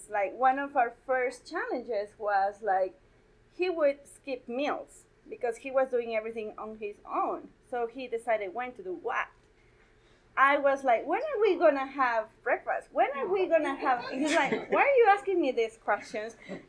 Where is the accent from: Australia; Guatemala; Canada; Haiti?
Guatemala; moved away as an adult; now in Colorado, United States; I was born and raised in Guatemala